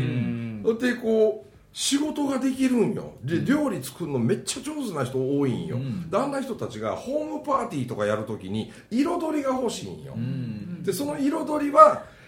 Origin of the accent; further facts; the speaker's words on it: countryside near Matsusaka and Ise, Mie, Japan; 俺らの田舎みたいなとこはね1時間半でやっと10万人の松坂市と伊勢市があるだけね